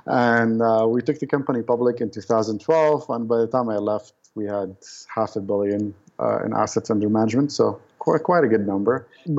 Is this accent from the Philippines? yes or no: no; Lebanon; I guess when I grew up in the city, right?